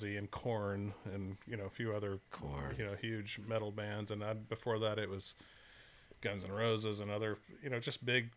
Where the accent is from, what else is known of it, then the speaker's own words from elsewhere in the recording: Florida, United States; I was from Florida. I wasn't from Texas.